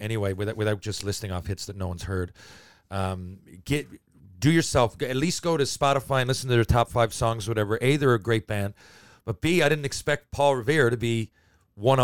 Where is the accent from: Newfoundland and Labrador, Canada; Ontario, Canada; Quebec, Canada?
Newfoundland and Labrador, Canada; Mount Pearl; when you're growing up in Mount Pearl